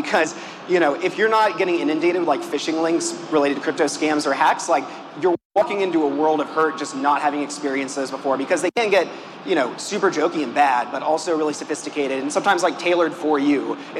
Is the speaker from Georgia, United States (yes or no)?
yes; Atlanta, Georgia, United States; now in Brooklyn, United States; I'm from Atlanta.